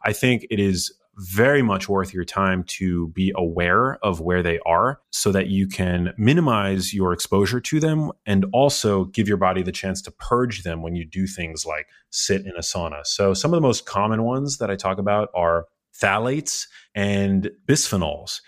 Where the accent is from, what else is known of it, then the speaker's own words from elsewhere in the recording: New York City, New York, United States; I grew up in New York City